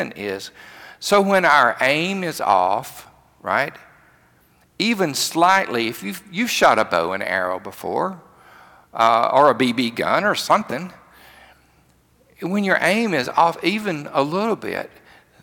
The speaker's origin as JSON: {"language": "English", "region": "rural Alabama", "country": "United States", "tie": "born or raised there", "said": "I grew up in the country, another part of the state"}